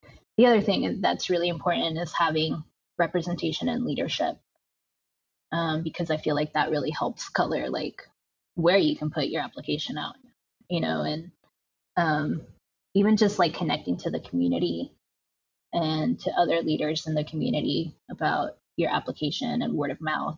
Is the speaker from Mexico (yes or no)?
yes; Tijuana, Baja California, Mexico; now in United States; growing up in Tijuana and like being able to get like fresh churros by a street vendor and moving to the United States